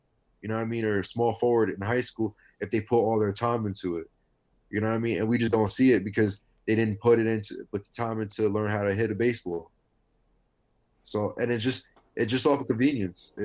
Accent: New York City, New York, United States; I'm from Coney Island, Brighton Beach.

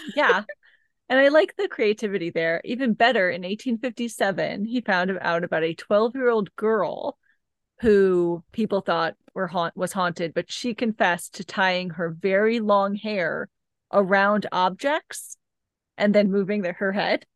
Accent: Missouri, United States; where you and I grew up in Missouri

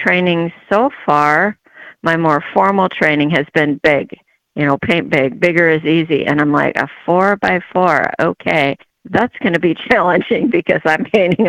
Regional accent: California, United States; also born or lived in Japan / Erskine, Minnesota; My father was retired military, So I was born in Japan and I grew up in California, and then they moved to a hobby farm in Erskine, And that's where I graduated.

